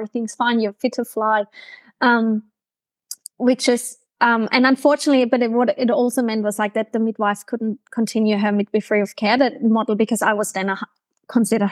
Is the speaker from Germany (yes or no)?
yes; Germany; accent: German; English is a second language; moved away as an adult; now in Brisbane, Australia; my hometown in Germany